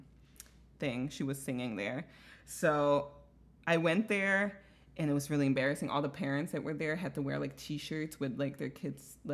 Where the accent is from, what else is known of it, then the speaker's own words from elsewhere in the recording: Bavaria, Germany; moved away; I'm from Bavaria, Bayern, which is like the Texas of America